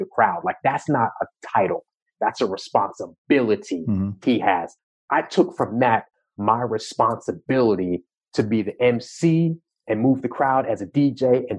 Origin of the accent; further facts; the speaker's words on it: Long Island, New York, United States; I grew up in New York, right? And specifically Long Island